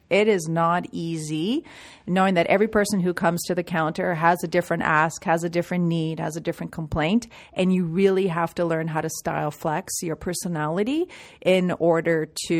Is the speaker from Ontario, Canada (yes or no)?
yes; Toronto, Ontario, Canada; born or raised there